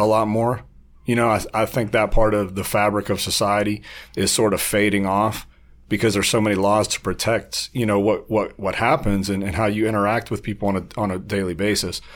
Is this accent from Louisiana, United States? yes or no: no; Warren, Ohio, United States; moved away as an adult; also born or lived in Las Vegas; I was born on the west side of Warren, um, on Westwood. And, uh, I had a typical, you know, middle class upbringing